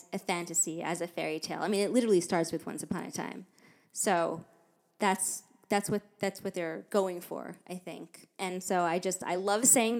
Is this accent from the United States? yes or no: yes; United States; I'm American